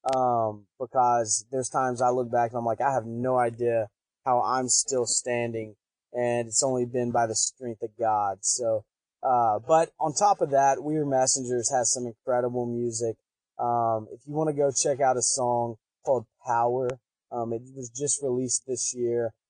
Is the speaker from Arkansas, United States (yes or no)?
yes; Pine Bluff, Arkansas, United States; I'm a kid from Pine Bluff, Arkansas in a trailer park